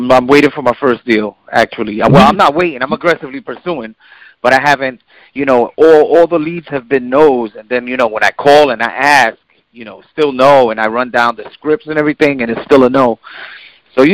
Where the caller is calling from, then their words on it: Passaic, New Jersey, United States; I'm calling from Passaic, New Jersey.